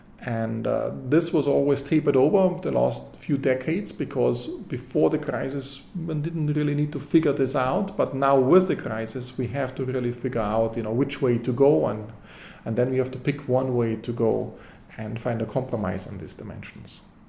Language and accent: English; Bavaria, Germany; moved away as an adult; also born or lived in London, United Kingdom; now in Princeton, United States; I grew up in Europe. I grew up in Germany. I also did my PhD in London, in the UK, the London School of Economics.